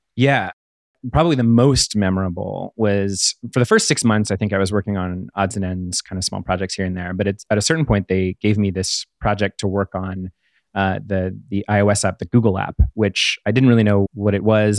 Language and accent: English; Pittsburgh, Pennsylvania, United States; where I grew up in Pittsburgh near there